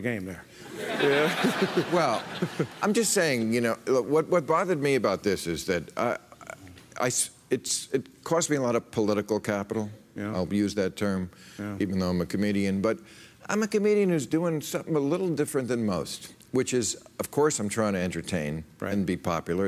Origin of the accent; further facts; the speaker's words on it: New Jersey, United States; I grew up in New Jersey in the 50s and 60s